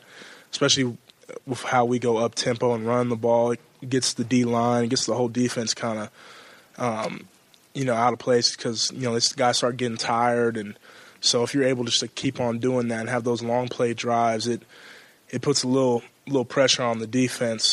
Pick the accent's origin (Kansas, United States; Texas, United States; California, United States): California, United States; moved away as an adult; now in Columbus, United States; I growing up in California